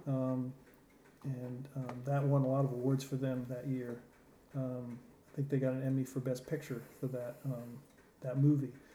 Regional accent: Connecticut, United States; moved away as an adult; now in Los Angeles, United States; originally um, Connecticut

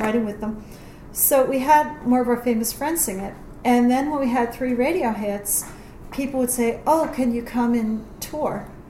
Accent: New York, United States; now in Phoenix, United States; I'm from New York

